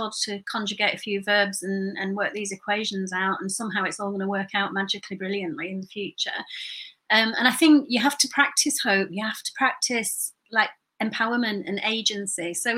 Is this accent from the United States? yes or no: no; Burnley, North West England, United Kingdom; But you know, when I grew up in Burnley, and I felt that the message that I was getting as I was growing up was that the ultimate goal was to get out of there.